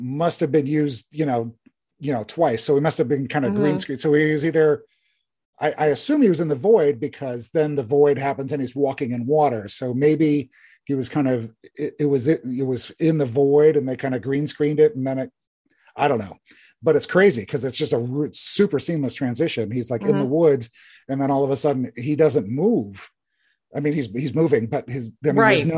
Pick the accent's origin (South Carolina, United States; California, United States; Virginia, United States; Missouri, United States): Virginia, United States; moved away; I grew up in Virginia.